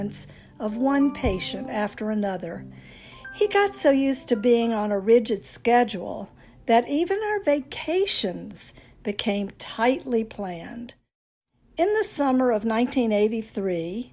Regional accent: North Carolina, United States; now in Miami, United States; I'm a Southern girl, born and raised in North Carolina

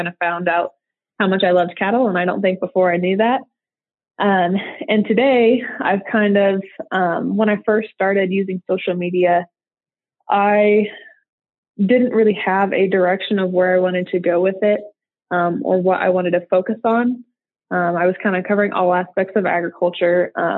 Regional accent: Nebraska, United States; moved away as an adult; now in Texas, United States; So I'm originally from a small town in eastern Nebraska. And so I grew up there. I'm a Texan transplant. I didn't move here till about a year ago. But I grew up, in a small rural community.

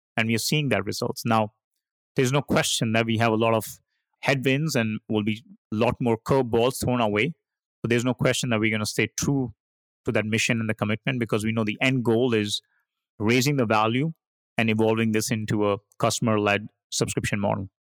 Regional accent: India; moved away; I started my career, uh, as an engineer growing up in India

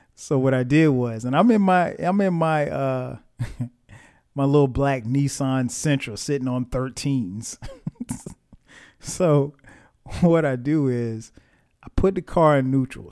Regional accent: Florence, South Carolina, United States; I'm from Florence, South Carolina.

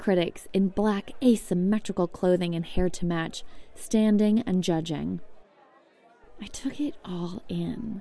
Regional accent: New York, United States; I'm from New York and have been backpacking around Europe for the past few months

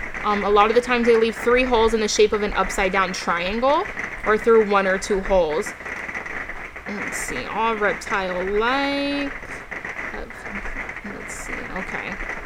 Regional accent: Massachusetts, United States; born there; now in Florida, United States; I was born in Massachusetts, but yeah. I'm used to humidity in Florida.

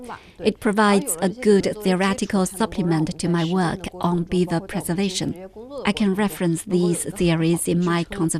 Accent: Xinjiang Uyghur Autonomous Region, China; from China's Xinjiang Uyghur Autonomous Region.

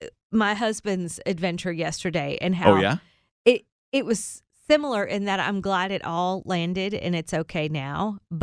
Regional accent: Kentucky, United States; also born or lived in Holland, Michigan; now in Middle Tennessee, United States; they came from Kansas, we came from Kentucky, we all landed in Holland, Michigan

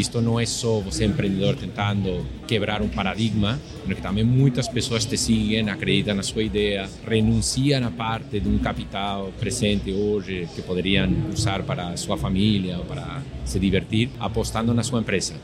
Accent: Madrid, Community of Madrid, Spain; Portuguese is a second language; moved away as an adult; also born or lived in Florianópolis, Brazil; now in Brazil; eu sou da Espanha, nasci, cresci em Madrid

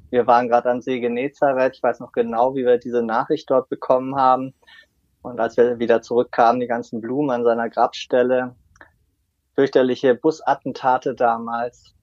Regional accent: Wolfenbüttel, Lower Saxony, Germany; moved away; Ich komme ja aus Niedersachsen, bin in Wolfenbüttel geboren

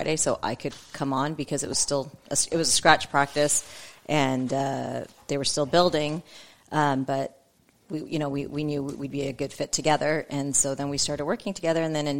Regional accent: Canada; moved away as an adult; also born or lived in San Antonio, Texas; now in United States; I grew up in Canada. And I grew up in Canada, right in the middle in cold Canada. And I did dental school in Canada.

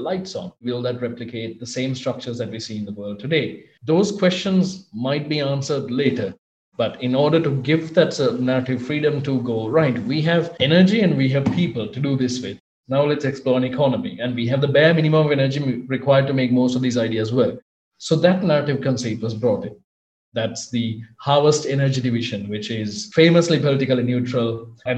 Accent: Sri Lanka; I'm from Sri Lanka

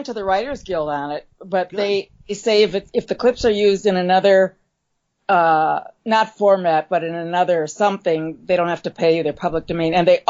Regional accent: Milwaukee, Wisconsin, United States; moved away as an adult; now in Los Angeles, United States; I'm from Milwaukee, Wisconsin, which is not Minneapolis, Minnesota

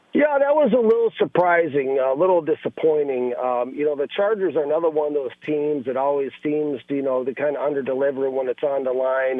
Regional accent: Minnesota, United States; moved away; I'm from Minnesota, so I have a lot of, you know, friends and family back there

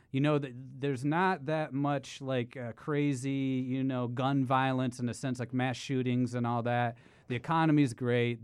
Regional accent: Ohio, United States; moved away as an adult; now in New York City, United States; I'm actually not a born New Yorker, but I've been here for eight years. Um, I'm from Ohio

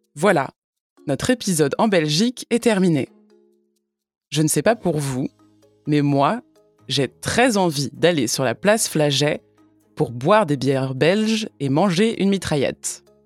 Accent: France; Je suis française

